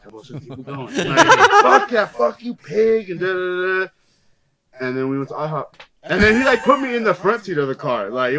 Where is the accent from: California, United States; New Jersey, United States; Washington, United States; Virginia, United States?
California, United States